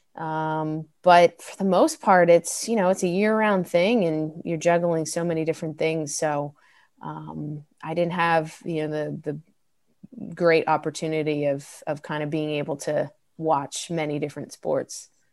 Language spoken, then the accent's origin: English; Delran, New Jersey, United States; growing up in Del Ran, uh, it was South Jersey, very close to Philadelphia